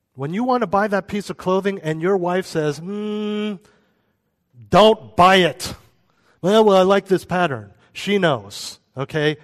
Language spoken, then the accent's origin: English; United States; we're American